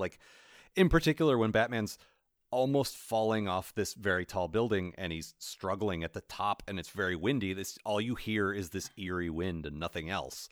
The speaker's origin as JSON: {"language": "English", "country": "United States", "said": "I'm American"}